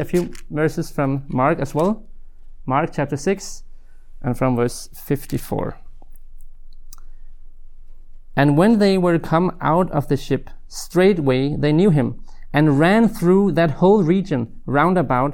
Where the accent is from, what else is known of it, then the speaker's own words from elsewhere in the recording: Denmark; I'm from Denmark, currently living in Odense